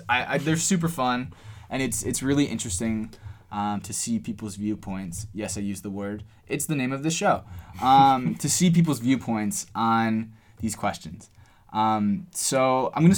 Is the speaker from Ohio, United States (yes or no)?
yes; Cleveland, Ohio, United States; we're from Cleveland